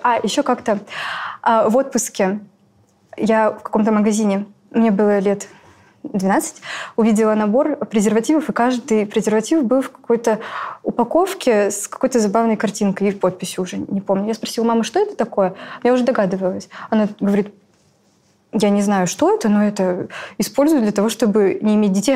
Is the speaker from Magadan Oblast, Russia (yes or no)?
yes; Magadan, Magadan Oblast, Russia; moved away as an adult; now in Novosibirsk, Russia; я вообще из Магадана. Переехала в Новосибирск